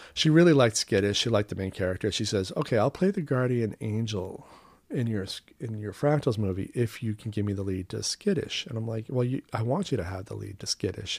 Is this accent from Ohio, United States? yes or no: no; Maine, United States; moved away; my home state of Maine